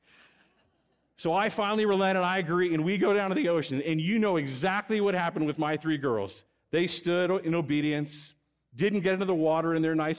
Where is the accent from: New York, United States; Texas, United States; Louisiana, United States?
Texas, United States; moved away as an adult; now in Fresno, United States; I'm a Texan. I grew up in Texas.